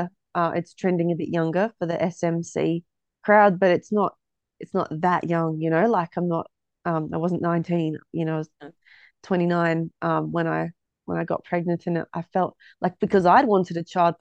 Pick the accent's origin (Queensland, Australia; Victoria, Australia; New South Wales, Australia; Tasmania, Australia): Tasmania, Australia; Hobart; moved away as an adult; also born or lived in Melbourne, Australia; now in Ballarat, Australia; originally from Tassie. Came to Melbourne 2012 and then I decided I wanted to raise my family in a smaller town because I grew up in Hobart